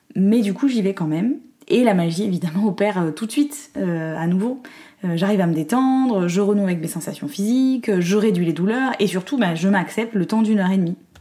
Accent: Corsica, France; je suis née et j'ai grandi en Corse

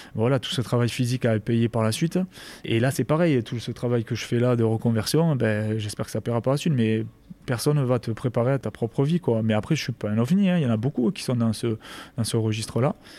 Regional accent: Rivesaltes, Occitania, France; moved away as an adult; also born or lived in Colomiers / Grenoble / Castres; je suis originaire de, de Rivesaltes, euh, un petit, village à côté de Perpignan

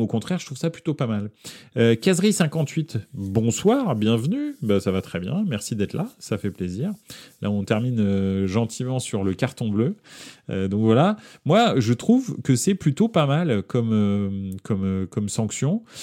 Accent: Paris, Île-de-France, France; on est de France et de Paris en l'occurrence.

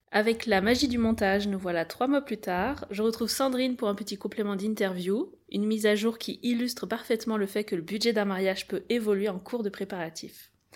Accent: France; on est français

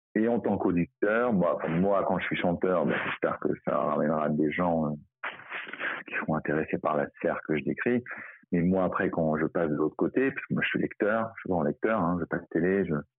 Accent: Paris, Île-de-France, France; je, suis parisien

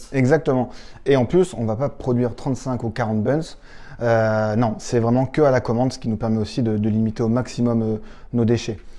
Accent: Châteauroux, Centre-Val de Loire, France; moved away; on vient de Châteauroux

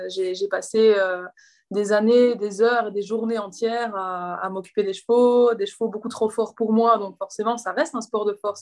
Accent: Belgium; je suis belge

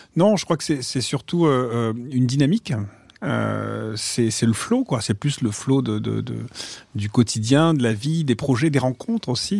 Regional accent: Marseille, Provence-Alpes-Côte d'Azur, France; moved away as an adult; J'ai grandi à Marseille, j'ai vécu pendant 20 ans à Marseille

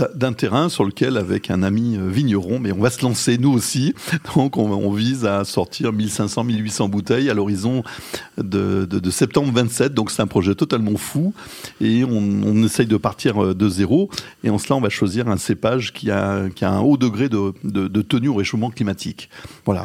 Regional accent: Lyon, Auvergne-Rhône-Alpes, France; moved away as an adult; also born or lived in Paris; Je suis un Lyonnais, effectivement, on l'a dit tout à l'heure, d'origine. J'en ai profité pour rentrer à Lyon.

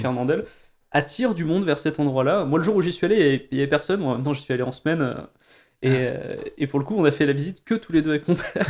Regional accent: Montélimar, Auvergne-Rhône-Alpes, France; on est originaire de Montélimar

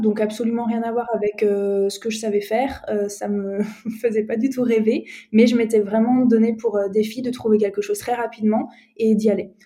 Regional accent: Strasbourg, Grand Est, France; moved away as an adult; now in Marseille, France; je suis alsacienne de base, je suis née à Strasbourg

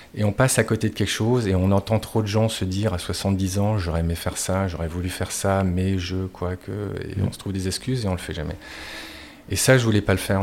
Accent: Marcq-en-Barœul, Hauts-de-France, France; moved away as an adult; also born or lived in Lille / Thailand; je suis issu du nord de la France. j'ai fait tout mon parcours dans une même école à Marc-en-Barœul.

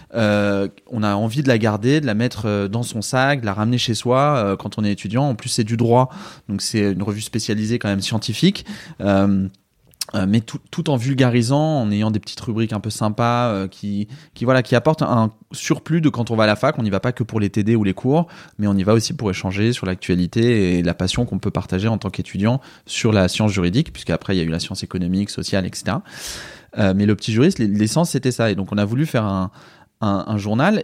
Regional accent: Paris, Île-de-France, France; J'habite à Paris, je suis parisien.

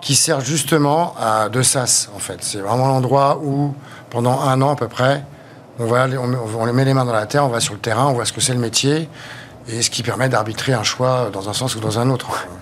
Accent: Brittany, France; je suis breton d'origine déjà. Donc, j'ai passé ma jeunesse au bord de la mer, ma jeunesse à la campagne.

